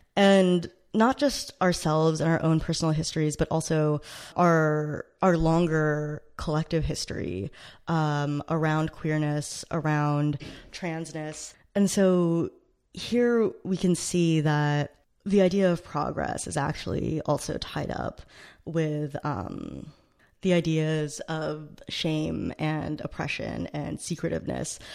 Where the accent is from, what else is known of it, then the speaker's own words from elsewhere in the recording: United States; I grew up right outside of New York City